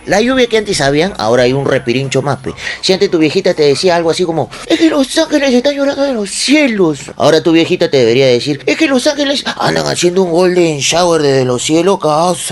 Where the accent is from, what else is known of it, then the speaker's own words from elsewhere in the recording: Peru; nosotros los peruanos